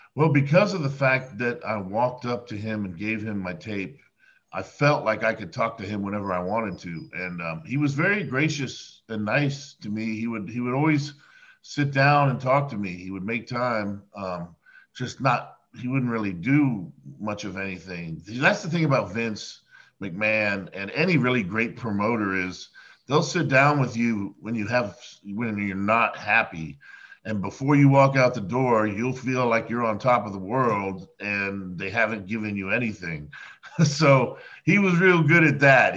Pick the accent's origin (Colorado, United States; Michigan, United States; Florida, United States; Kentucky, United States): Florida, United States; Miami; I grew up in Miami, Florida